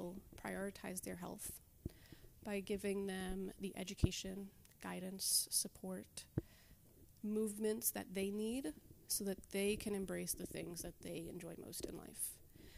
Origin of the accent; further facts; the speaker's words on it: Levittown, New York, United States; also born or lived in Delaware; now in Long Beach, United States; On Long Island, so I grew up in Levittown